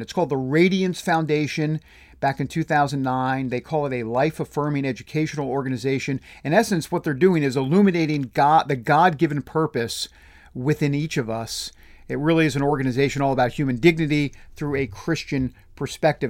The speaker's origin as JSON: {"language": "English", "area": "New Jersey", "region": "New York tri-state area", "country": "United States", "said": "I'm from the New Jersey, New York, tri-state area"}